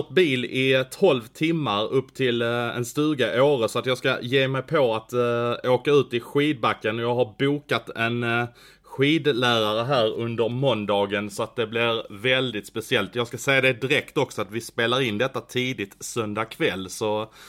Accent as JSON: {"language": "Swedish", "region": "Skåne", "country": "Sweden", "said": "Jag, äh, jag är skåning så att äh, vi, åker, vi åker inte skidor i Skåne"}